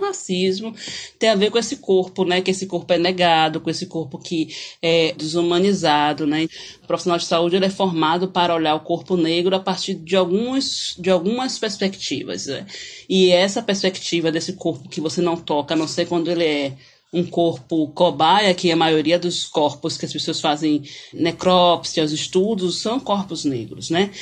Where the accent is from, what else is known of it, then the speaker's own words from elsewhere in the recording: Salvador, Bahia, Brazil; sou de Salvador, da Bahia.